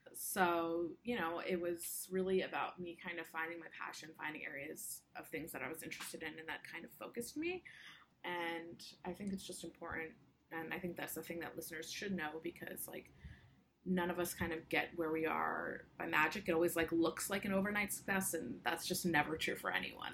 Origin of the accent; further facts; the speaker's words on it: United States; I identify as Indian American